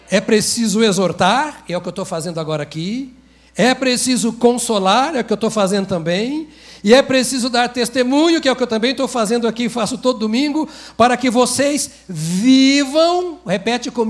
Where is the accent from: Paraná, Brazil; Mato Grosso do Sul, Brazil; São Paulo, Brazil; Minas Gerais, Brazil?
Minas Gerais, Brazil; E como bom mineiro, eu imito dizendo